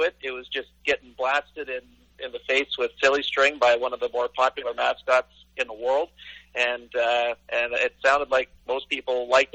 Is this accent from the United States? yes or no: no; Canada; as a Canadian kid that grew up